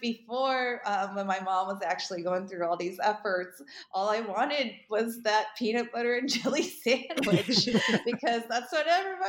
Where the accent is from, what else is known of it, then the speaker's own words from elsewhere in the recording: Boston, Massachusetts, United States; also born or lived in Chicago; And then frosted with buttercream because I grew up in Boston and Chicago as well.